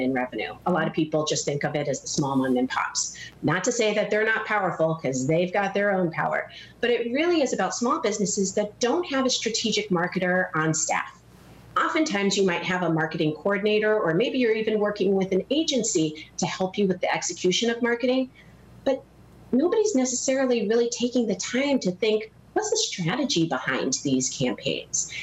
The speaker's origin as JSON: {"language": "English", "region": "Hawaii", "country": "United States", "tie": "born or raised there", "moved": "yes", "lives_now": "Naperville, United States", "said": "I was actually born and raised in Hawaii"}